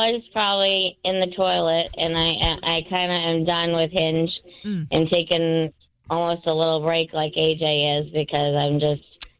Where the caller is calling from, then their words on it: Woburn, Massachusetts, United States; Hi, from Woburn.